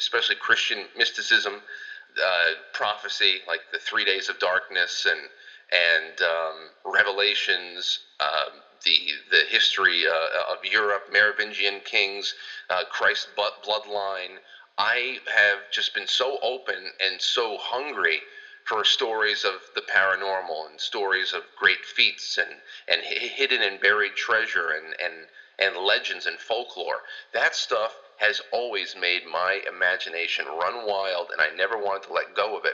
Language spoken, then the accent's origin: English; New York, United States; a New Yorker